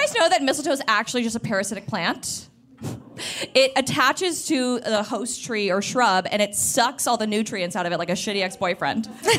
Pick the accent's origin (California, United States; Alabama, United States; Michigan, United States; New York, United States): Michigan, United States; moved away